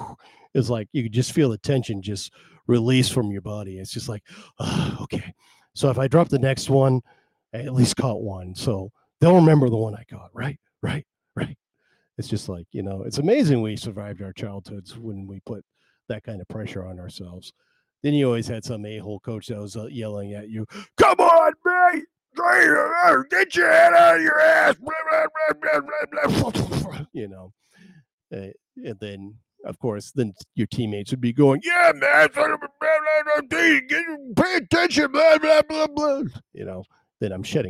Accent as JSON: {"language": "English", "town": "Belfast", "region": "Maine", "country": "United States", "tie": "born or raised there", "also_born_or_lived": "Waldo, Maine", "said": "I'm from Maine. Belfast, Maine. I live in, and I grew up in this area. I did move away for a while, then I moved back."}